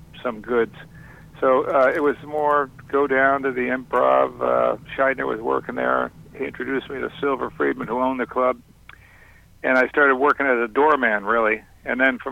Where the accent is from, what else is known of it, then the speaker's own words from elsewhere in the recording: Boston, Massachusetts, United States; I'm from Boston, but I didn't start in Boston